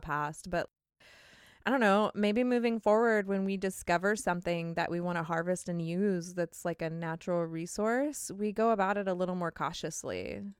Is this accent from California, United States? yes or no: yes; California, United States; I'm from California